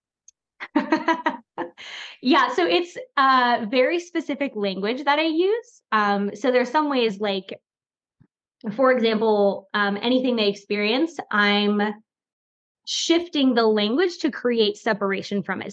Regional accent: Florida, United States; now in North Carolina, United States; I grew up in Florida

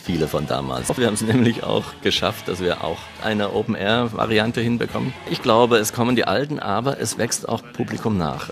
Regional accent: East Germany, Germany; Ich bin Ossi

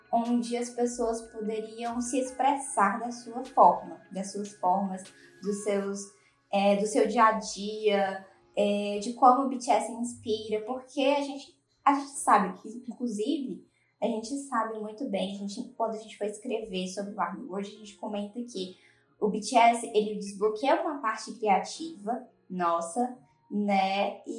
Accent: Ceará, Brazil; todas nós aqui, nós somos nordestinas. Eu sou aqui do Marco Ceará

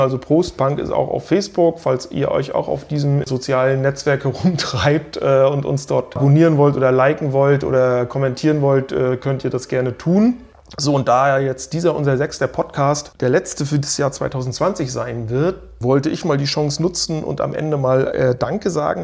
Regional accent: Stralsund, Mecklenburg-Vorpommern, Germany; aus meiner Heimatstadt Stralsund

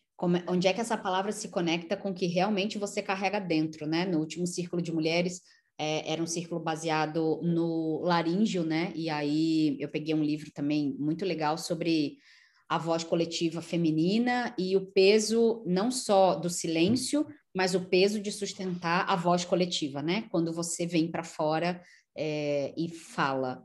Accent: Rio de Janeiro, Brazil; Eu nasci do lado lá da feira nordestina, no, no São Francisco de Paula, no, do então- lado lá da feira de tradições nordestinas em São Cristóvão

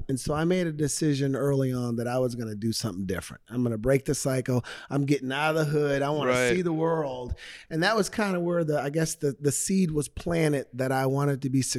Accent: Portland, Oregon, United States; moved away as an adult; now in Arizona, United States; Born and raised in Portland, Oregon.

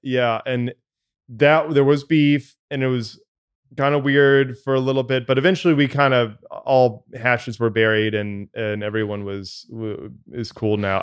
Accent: Tallahassee, Florida, United States; Cabby and I grew up in Tallahassee, Florida, and went to the same, uh, high school together.

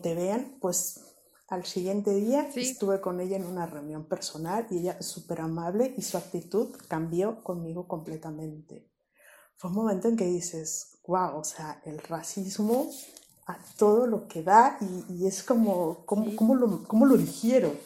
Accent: Mexico; moved away as an adult; now in Spain; extrañar México, extrañar mi país de origen

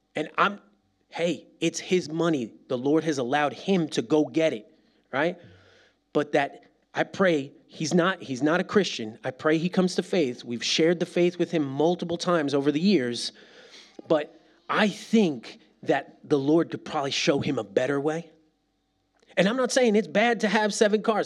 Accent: New York, United States; now in Birmingham, United States; I am a New Yorker.

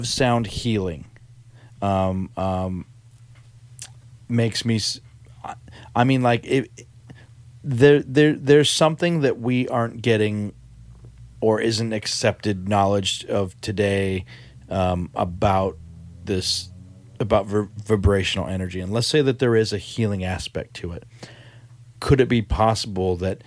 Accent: United States; me being American

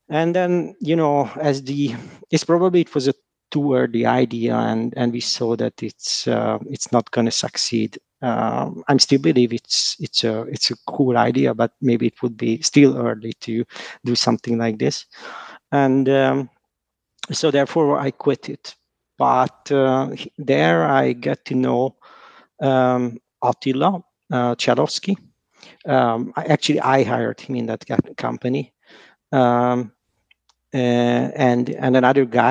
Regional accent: Hungary; I'm from Hungary

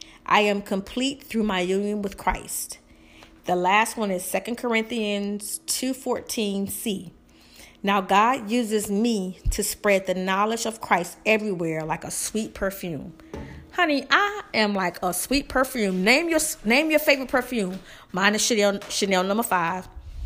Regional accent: the South, United States; I know y'all shocked because I'm from the South.

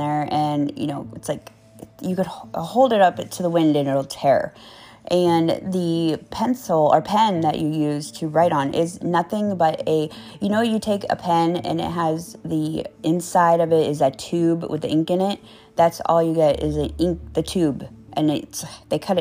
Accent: Tampa, Florida, United States; also born or lived in Apollo Beach, Florida; I'm from Tampa area

